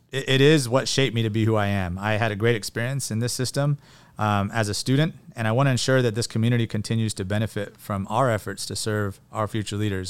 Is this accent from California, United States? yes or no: yes; Porterville, California, United States; also born or lived in Long Beach, California / San Diego, California / Catalina Island, California; I grew up in Porterville. Um, I'm a fourth generation Portervillian